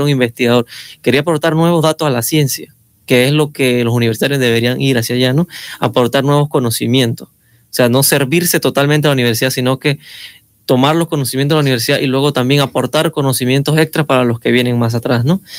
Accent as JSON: {"language": "Spanish", "town": "Caisán", "region": "Chiriquí", "country": "Panama", "moved": "yes", "said": "soy de Caizán"}